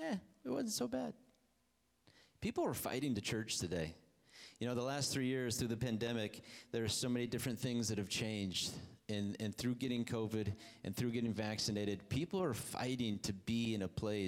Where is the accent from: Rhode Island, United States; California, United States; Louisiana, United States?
California, United States; Hemet; also born or lived in Ohio; went to a church in town here after we moved from Ohio to California. Ended up in beautiful Hemet